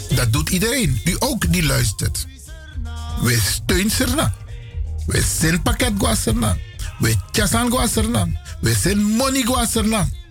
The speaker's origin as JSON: {"language": "Dutch", "country": "Suriname", "moved": "as an adult", "lives_now": "Netherlands", "said": "ik ben nauwelijks een paar jaar weg uit Suriname. Ik ben geen vreemdeling, ik ben een Surinaam Brada."}